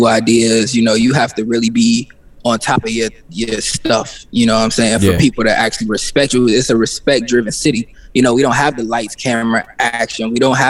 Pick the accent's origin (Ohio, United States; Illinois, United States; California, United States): Ohio, United States; Cincinnati; born or raised there; moved away as an adult; now in Atlanta, United States